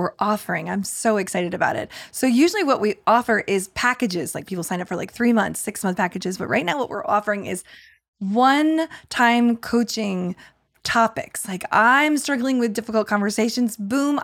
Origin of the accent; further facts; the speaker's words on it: New York, United States; moved away; also born or lived in Texas; I'm from New York. I was just living in Texas